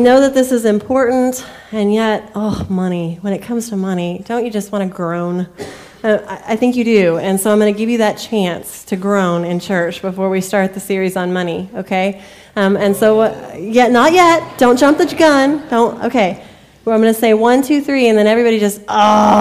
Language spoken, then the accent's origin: English; United States